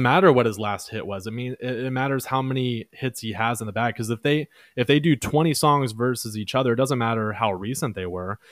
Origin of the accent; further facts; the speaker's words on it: Dallas, Texas, United States; also born or lived in Mansfield, Texas; Oak Cliff. That's my hood.